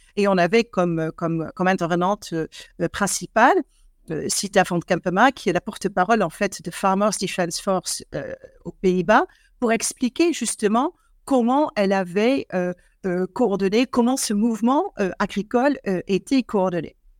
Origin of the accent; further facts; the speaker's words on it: Eindhoven, North Brabant, Netherlands; French is a second language; now in France; je suis née à Eindhoven, hein, donc qui est effectivement la partie sous les fleuves, donc la partie catholique des, des Pays-Bas où je suis née